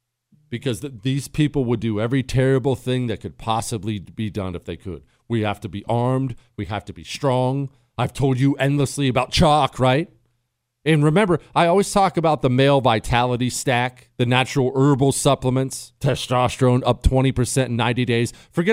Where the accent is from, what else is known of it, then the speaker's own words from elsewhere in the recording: South Africa; now in United States; I grew up in South Africa.